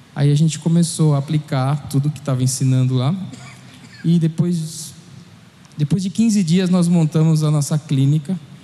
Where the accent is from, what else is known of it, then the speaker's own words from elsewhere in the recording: São Paulo, Brazil; also born or lived in Spain; eu sou aqui de São Paulo